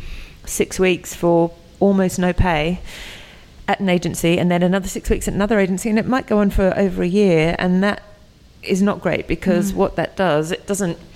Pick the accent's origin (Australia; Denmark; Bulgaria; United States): Australia; moved away as an adult; now in United Kingdom; I'm from Australia.